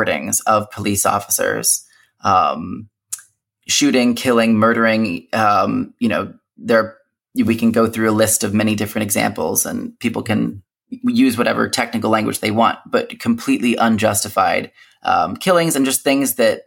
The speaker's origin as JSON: {"language": "English", "country": "United States", "tie": "born or raised there", "first_language": "English", "said": "growing up in the United States with all those other identities, being a Christian, being able to speak English as my native language"}